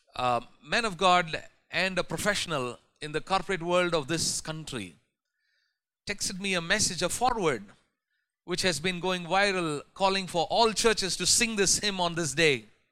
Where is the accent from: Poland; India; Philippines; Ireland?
India; as Indian Christians